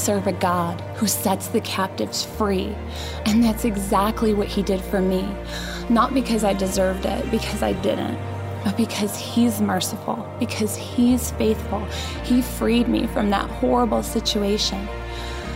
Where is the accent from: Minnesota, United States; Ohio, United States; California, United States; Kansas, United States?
Ohio, United States; Euclid; my story begins in Euclid, Ohio